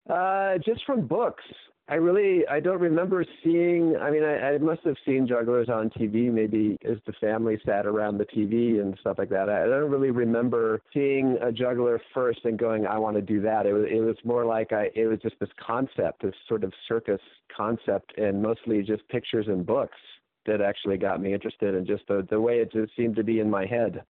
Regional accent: Santa Monica, California, United States; I grew up in Santa Monica, California

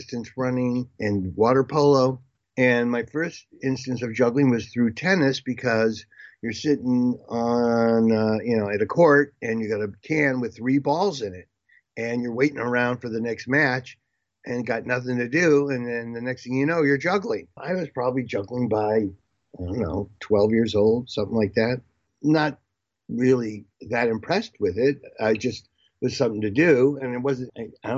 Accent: California, United States; also born or lived in Seattle, Washington / Pacific Northwest; we moved to California when I was in second grade

